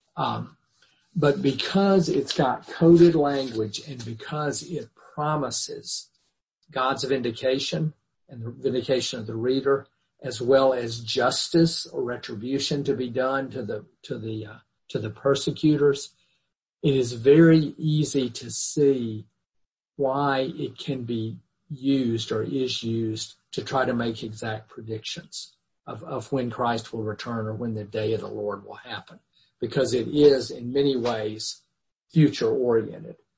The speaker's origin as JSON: {"language": "English", "region": "the Bible Belt", "country": "United States", "tie": "born or raised there", "said": "growing up in the Bible Belt of my youth"}